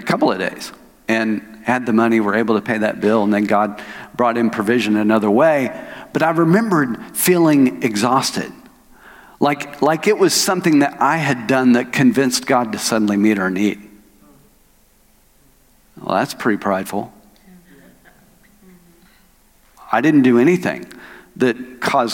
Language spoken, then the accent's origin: English; Oklahoma, United States; moved away as an adult; now in Arkansas, United States; I'm from Oklahoma. I was born and raised in Oklahoma.